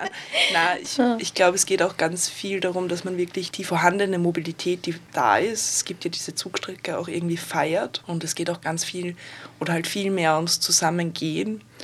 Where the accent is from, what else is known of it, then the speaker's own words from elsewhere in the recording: Vienna, Austria; now in Linz, Austria; komme aber ursprünglich aus Wien